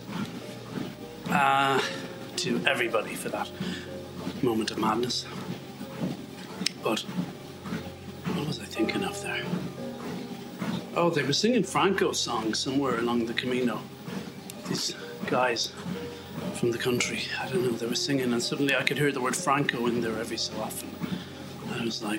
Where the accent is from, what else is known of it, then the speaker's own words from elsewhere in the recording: Northern Ireland, United Kingdom; I'm from Northern Ireland